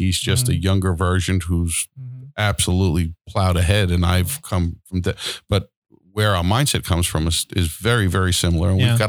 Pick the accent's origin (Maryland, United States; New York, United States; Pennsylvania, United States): New York, United States; Floral Park; moved away; also born or lived in Long Island; I grew up in Floral Park on the Queens side.